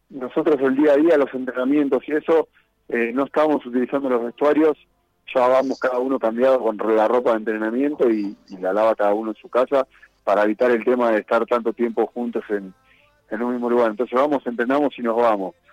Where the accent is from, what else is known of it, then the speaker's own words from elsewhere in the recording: Argentina; now in Ecuador; Somos pocos argentinos